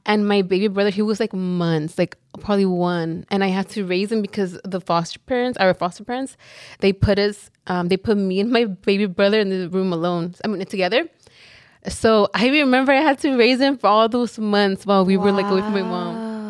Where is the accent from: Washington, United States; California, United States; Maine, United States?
California, United States; Los Angeles; we grew up in South Central, like, our whole lives